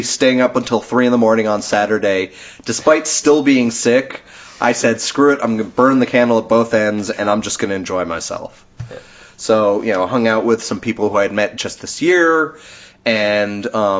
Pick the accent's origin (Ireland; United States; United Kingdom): United Kingdom; I'm British, and I'm talking to you in a very calming